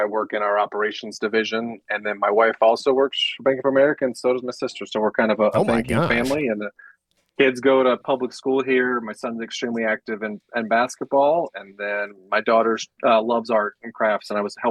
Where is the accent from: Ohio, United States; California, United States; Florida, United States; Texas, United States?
Florida, United States; Panama City; also born or lived in Mississippi / Nebraska / Alaska / Louisiana; now in Charlotte, United States; So I was born in Mississippi. We moved to Nebraska, Alaska, Louisiana, New Mexico, and then Florida. And I did high school in Panama City, Florida, college in Tallahassee.